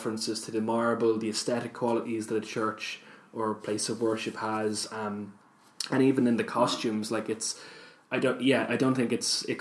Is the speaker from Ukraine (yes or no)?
no; Ireland; I personally wasn't brought up Catholic, but obviously it's growing up in Ireland